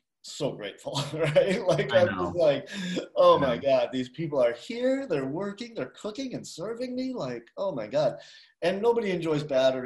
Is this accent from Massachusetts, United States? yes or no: yes; Boston, Massachusetts, United States; now in Asheville, United States; I grew up in Boston